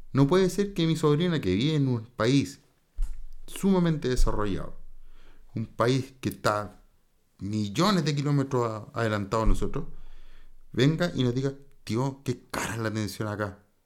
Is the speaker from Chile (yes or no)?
yes; Chile; el chileno chiquillo